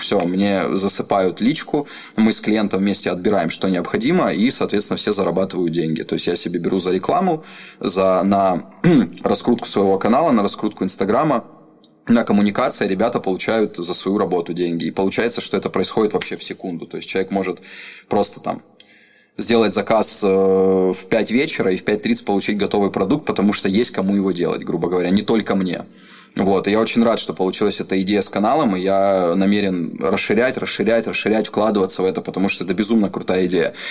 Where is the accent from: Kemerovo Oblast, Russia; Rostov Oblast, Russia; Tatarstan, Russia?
Rostov Oblast, Russia; Rostov-on-Don; я родился в Ростове, в ЦГБ